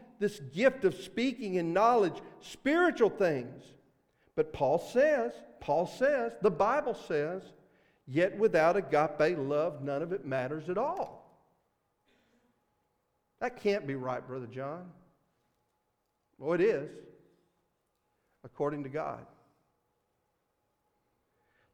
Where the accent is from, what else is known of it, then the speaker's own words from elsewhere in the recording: Mississippi, United States; accent: Mississippi; my Mississippi accent